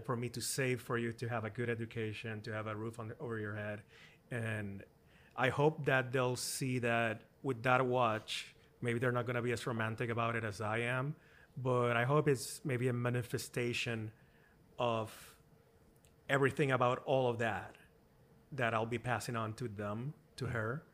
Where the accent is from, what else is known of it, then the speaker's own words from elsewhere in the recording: Puerto Rico; I grew up in Puerto Rico in the countryside